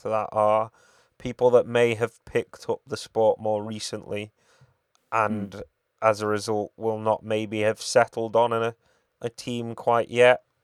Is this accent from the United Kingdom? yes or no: yes; United Kingdom; we're British